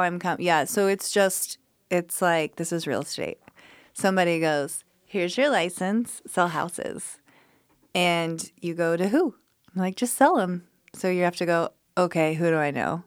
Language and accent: English; Colorado, United States; moved away as an adult; now in Memphis, United States; I'm from Colorado